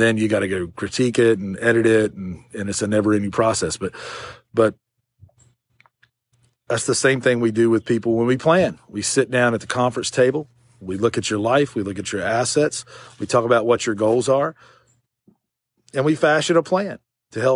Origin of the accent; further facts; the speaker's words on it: Shelby, North Carolina, United States; Shelby, which is my hometown, which is where I'm at right now